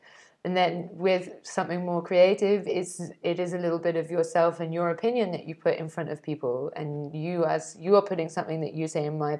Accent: England, United Kingdom; I'm English

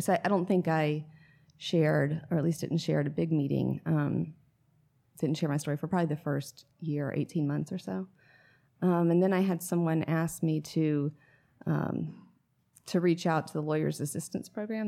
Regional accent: Atlanta, Georgia, United States; also born or lived in Raleigh, North Carolina; now in Sylva, United States; I'm from Atlanta originally

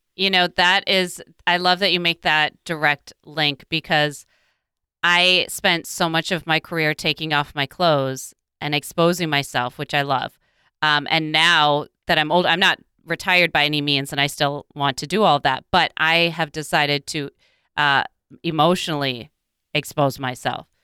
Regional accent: Midwest, United States; growing up in the Midwest

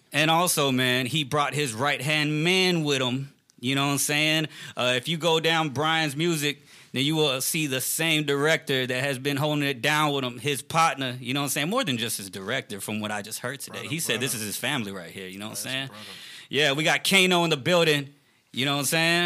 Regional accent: Richmond, Texas, United States; I'm not even from Houston. I'm from Richmond, Texas, like about 20 minutes away

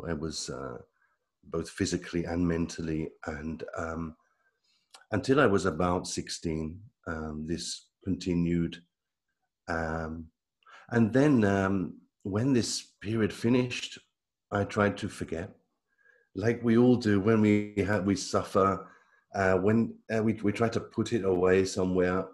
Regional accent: United Kingdom; moved away as an adult; now in Italy; I live in Italy. But I come from Britain. I moved to Italy

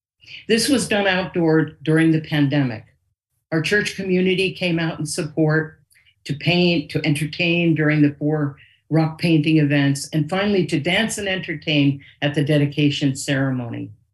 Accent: Nutley, New Jersey, United States; I live in my hometown, Nutley, New Jersey

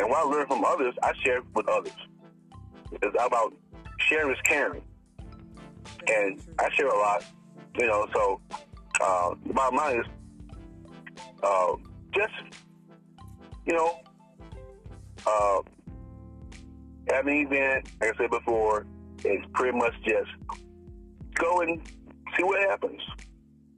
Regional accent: Hillsboro, Alabama, United States; now in California, United States; I'm from the country. I grew up in Alabama

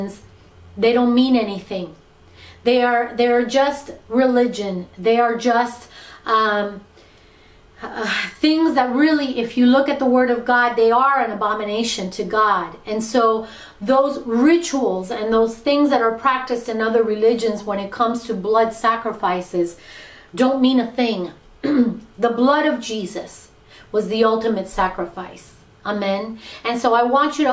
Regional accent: Miami, Florida, United States; being born and raised in Miami

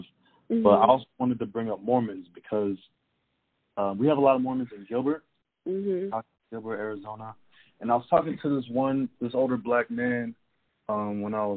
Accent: Germany; moved away; I'm from Germany

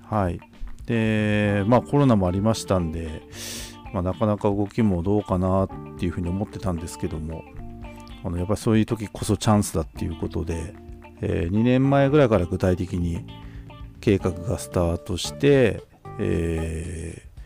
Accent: Tokachi, Hokkaido, Japan; 私たちの地元あの十勝

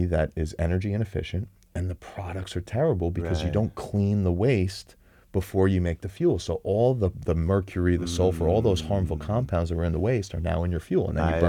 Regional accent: West Hempstead, New York, United States; I grew up on West Hempstead on Long Island. Yeah. Shout out to Hall's Pond.

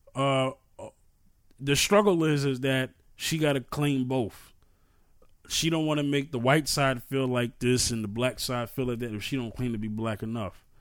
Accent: New York City, New York, United States; I'm from New York, right? New York City. And the projects that I grew up it, grew up

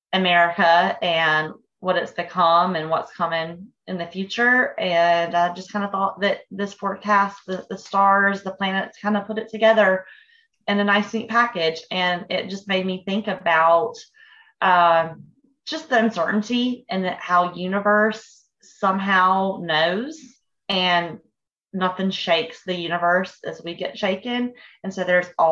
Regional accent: Fort Mill, South Carolina, United States; In the town we grew up in Fort Mill, South Carolina, at the time it was a very, very small town

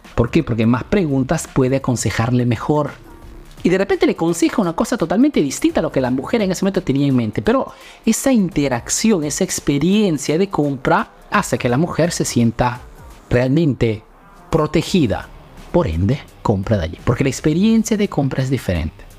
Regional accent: Peru; now in Italy

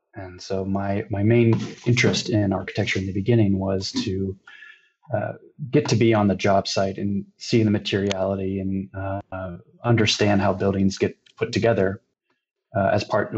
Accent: Cincinnati, Ohio, United States; now in San Francisco, United States; So I am originally from Cincinnati, Ohio. My parents still live there.

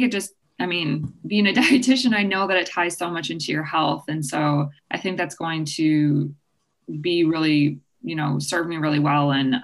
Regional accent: Green Bay, Wisconsin, United States; I'm from Green Bay and that's where I had moved home after college

